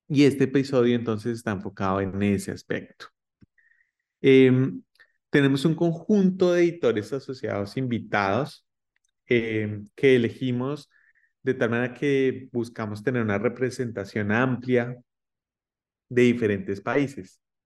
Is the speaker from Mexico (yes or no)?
no; Colombia; now in United States; yo soy colombiano y actualmente estoy en los Estados Unidos